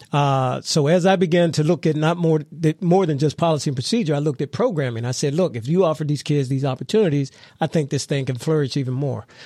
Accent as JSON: {"language": "English", "town": "McKeesport", "region": "Pennsylvania", "country": "United States", "tie": "born or raised there", "also_born_or_lived": "Washington, D.C. / Los Angeles", "said": "I'm from Mc-, McKeesport, born and raised"}